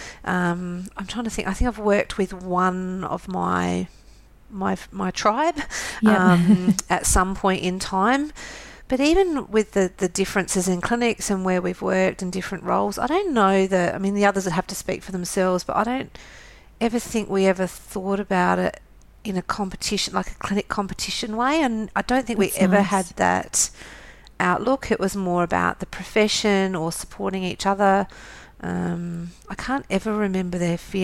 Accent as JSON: {"language": "English", "town": "Adelaide", "region": "South Australia", "country": "Australia", "tie": "born or raised there", "said": "I was brought up in Adelaide and, yeah, so I'm from here and I live here."}